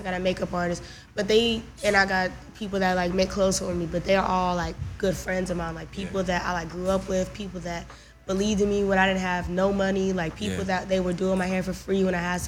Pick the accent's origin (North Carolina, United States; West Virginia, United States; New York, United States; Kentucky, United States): North Carolina, United States; Winston-Salem; I had so much love for my hometown